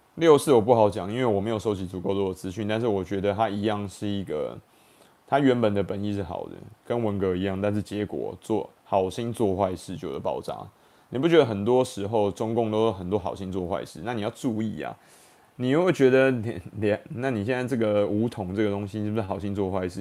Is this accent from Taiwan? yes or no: yes; Taiwan; 我们台湾人